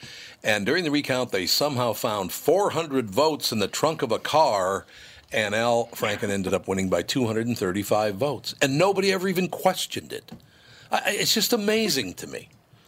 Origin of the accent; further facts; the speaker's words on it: Minnesota, United States; I was born in Minnesota, raised in Minnesota. We still live there. I love Minnesota.